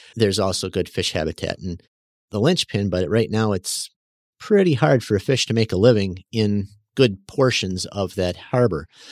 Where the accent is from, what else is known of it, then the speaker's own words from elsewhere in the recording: West Bend, Wisconsin, United States; now in Mayville, United States; West Bend